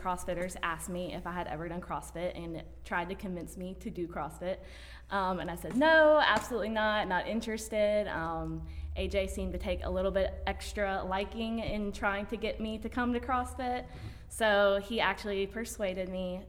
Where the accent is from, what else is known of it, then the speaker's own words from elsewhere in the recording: Mississippi, United States; moved away as an adult; now in Greenville, United States; I am actually from Mississippi, so I grew up in Mississippi